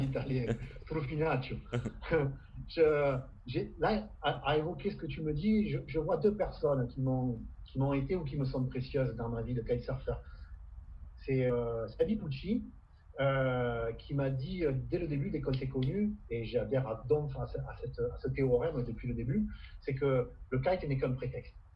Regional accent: Camargue, Provence-Alpes-Côte d'Azur, France; chez nous en Camargue

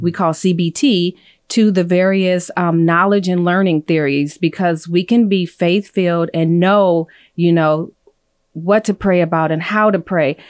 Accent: California, United States; moved away as an adult; also born or lived in Illinois; now in Phoenix, United States; I grew up in California

